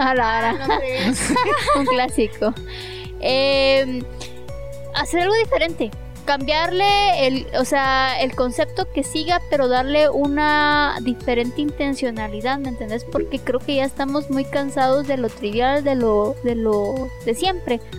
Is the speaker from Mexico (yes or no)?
no; Mazatenango, Suchitepéquez, Guatemala; yo vengo de Mazate